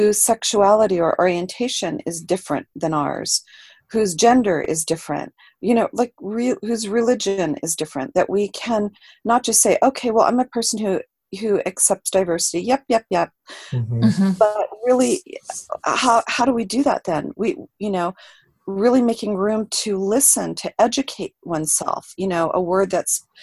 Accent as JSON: {"language": "English", "town": "Los Angeles", "region": "California", "country": "United States", "tie": "born or raised there", "said": "I grew up in Los Angeles, California"}